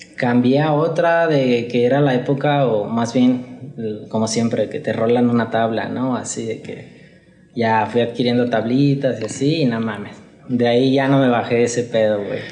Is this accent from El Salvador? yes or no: no; Guadalajara, Jalisco, Mexico; Soy de aquí de Guadalajara, güey. Nací en Guadalajara y, y, aquí me la he vivido.